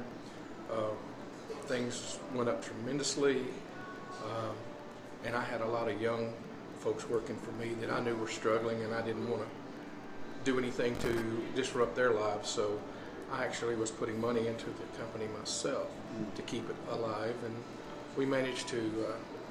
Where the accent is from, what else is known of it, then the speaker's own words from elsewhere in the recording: Trenton, Tennessee, United States; also born or lived in Humboldt, Tennessee / Dyer, Tennessee; I was raised in Trenton for most of my life.